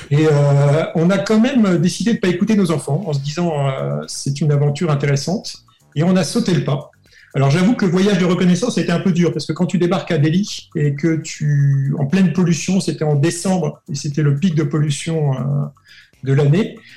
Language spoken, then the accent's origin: French; Brittany, France; also born or lived in Grenoble; je tiens mon origine bretonne. Quand on me dit qui es-tu Je dis je suis breton.